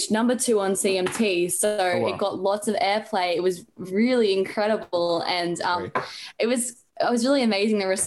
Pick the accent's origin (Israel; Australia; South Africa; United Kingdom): Australia; Brisbane, Queensland; also born or lived in Gold Coast; I was born in Brisbane. I live on the Gold Coast. So been here for all 16 years of my life.